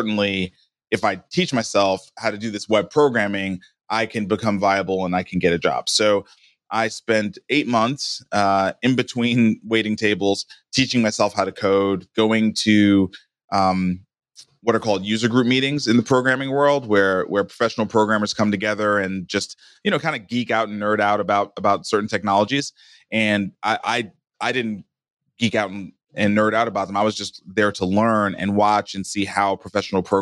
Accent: New York City, New York, United States; I was born and raised in Brooklyn, New York in 1975

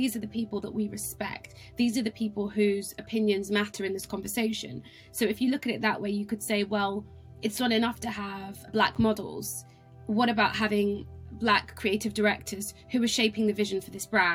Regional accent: Cambridge, East of England, United Kingdom; moved away as an adult; also born or lived in London; growing up in Cambridge

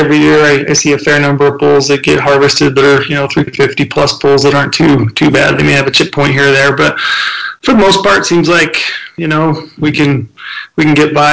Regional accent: Utah, United States; I grew up in Annamalai there, so right at the base of the Boulder there on the west side

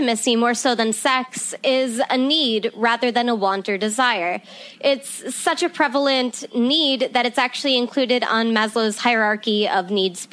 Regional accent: Ireland; now in Nevada, United States; I was born in Ireland, and I kind of had this storybook type of childhood where I grew up surrounded by animals and the great outdoors.

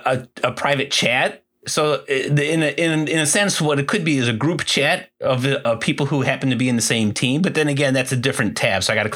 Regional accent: Chicago, Illinois, United States; I'm Chicagoan

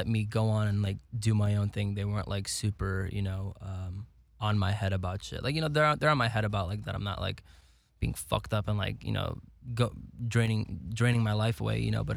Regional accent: Chicago suburbs, Illinois, United States; moved away as an adult; also born or lived in Lithuania; now in Los Angeles, United States; Not from the city, from the suburbs

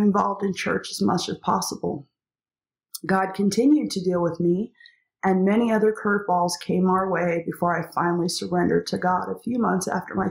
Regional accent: Eastern Washington, United States; Growing up in Eastern Washington in the midst of many grape vineyards

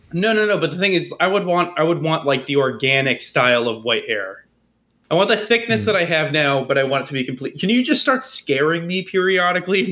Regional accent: United States; as an American

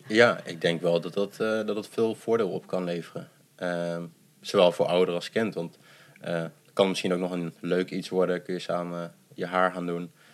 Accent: Netherlands; also born or lived in Addis Ababa, Ethiopia; ik ben wel echt zo Nederlands opgevoed

